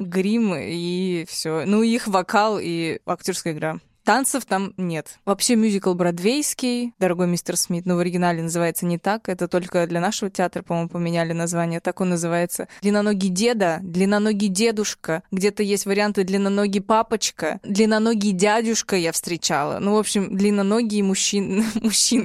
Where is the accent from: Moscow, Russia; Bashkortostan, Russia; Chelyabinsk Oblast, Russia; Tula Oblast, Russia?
Chelyabinsk Oblast, Russia; Chelyabinsk; я из Челябинска